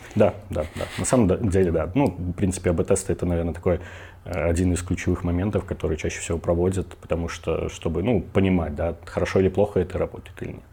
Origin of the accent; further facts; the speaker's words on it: Minsk, Belarus; я родом из Минска, мне тридцать три года